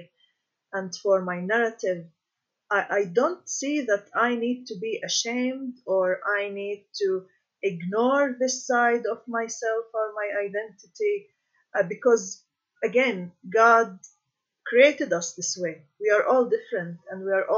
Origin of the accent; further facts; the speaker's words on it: Galilee, Israel; moved away as an adult; now in Jerusalem; I was born in the Galilee, and I moved to Jerusalem in the past 7 years